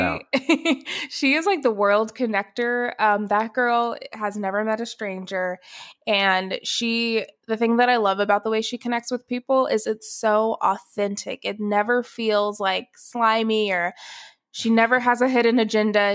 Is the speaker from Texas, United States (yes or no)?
no; Atlanta, Georgia, United States; moved away as an adult; also born or lived in Athens, Ohio / Dallas; I was born in Atlanta, Georgia. I was born and raised there